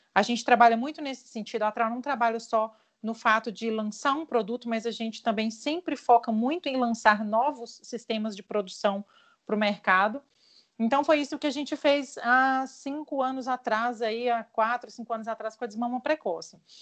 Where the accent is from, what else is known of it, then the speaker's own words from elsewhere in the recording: interior of Minas Gerais, Brazil; eu sou mineira, é, nascida no interior de Minas Gerais